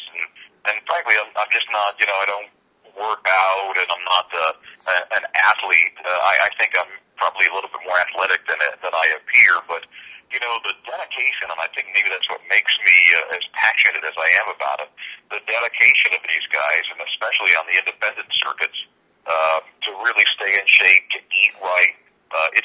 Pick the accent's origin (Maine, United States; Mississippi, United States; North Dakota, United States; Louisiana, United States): Maine, United States; Portland; also born or lived in Bangor, Maine; I was born in Bangor, Maine, and 2 years old, our family moved down to Portland, Maine